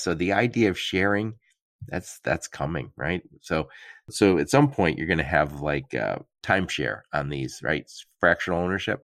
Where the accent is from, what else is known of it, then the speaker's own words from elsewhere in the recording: Detroit, Michigan, United States; I'm from the Detroit area.